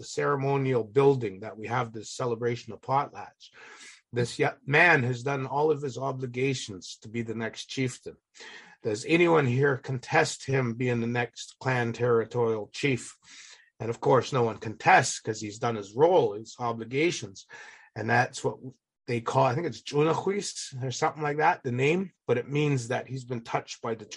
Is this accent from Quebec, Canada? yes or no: no; Alert Bay, British Columbia, Canada; now in United States; I was born and raised in Alert Bay